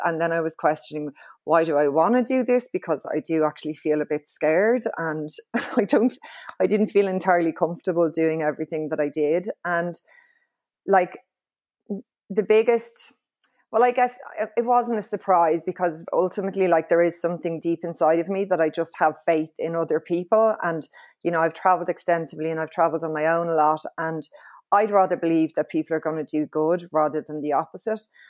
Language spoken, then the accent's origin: English; Dublin, Leinster, Ireland; I'm from Clontarf, um, and was raised in a very sort of, uh, low-key, leafy suburb